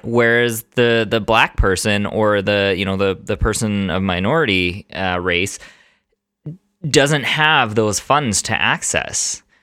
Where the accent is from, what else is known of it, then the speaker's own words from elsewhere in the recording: Canada; I'm Italian. I don't have any other ethnicities in there, um, but I was born in Canada.